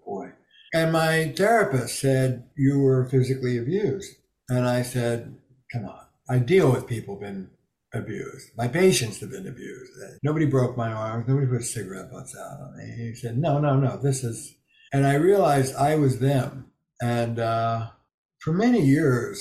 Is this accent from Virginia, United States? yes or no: no; Camden, New Jersey, United States; I grew up in Camden, New Jersey, blue collar